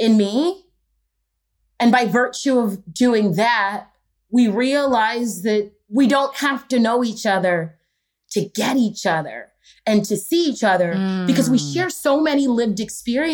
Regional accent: Houston, Texas, United States; moved away as an adult; also born or lived in Los Angeles; I grew up in Houston, Texas

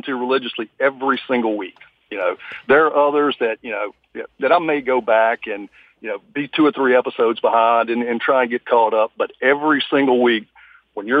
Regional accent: United States; as an American

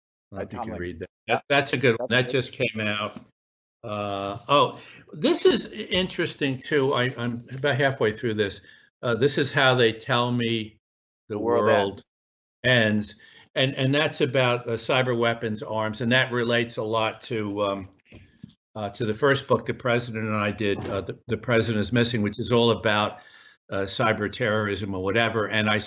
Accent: Newburgh, New York, United States; And I grew up the Hudson in Newburgh, little town, tough little town. And one of the blessings for me is that I still see the world through the lens of this guy, this kid from Newburgh.

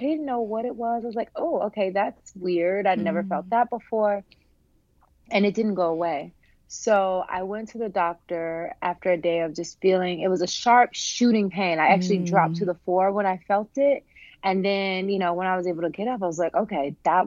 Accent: Humboldt, Tennessee, United States; I am a Southern girl. I'm from Humboldt, Tennessee

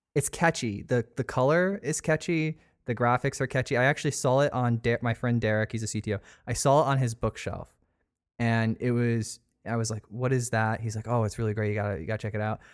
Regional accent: Sarasota, Florida, United States; I was actually born here. Like, I'm a native.

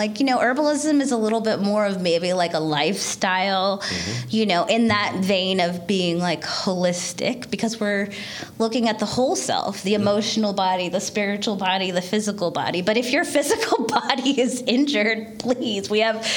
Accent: Northern California, United States; moved away as an adult; also born or lived in Seattle; now in Baltimore, United States; I was born and raised in Northern California, and then college in Seattle, and then straight over from Seattle to Baltimore

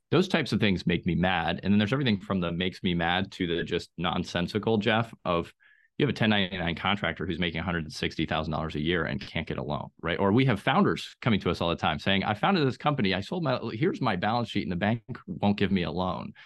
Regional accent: Austria; now in Raleigh-Durham, United States; I grew up in Austria, which has maybe the best public transportation on the planet

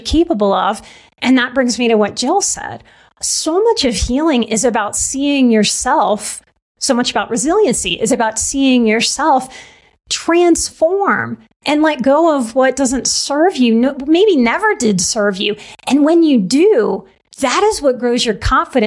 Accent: New Orleans, Louisiana, United States; moved away; also born or lived in Texas / Colorado; I'm from New Orleans.

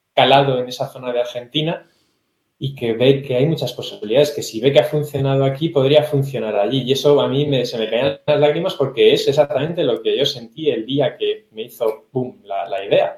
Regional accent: Teruel, Aragon, Spain; Yo soy español, ¿de qué ciudad? De Teruel

